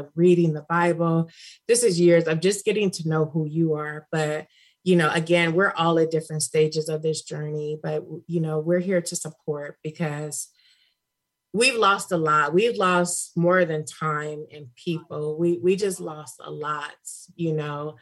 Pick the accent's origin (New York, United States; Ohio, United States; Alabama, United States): Ohio, United States; Cleveland; now in California, United States; I'm from Cleveland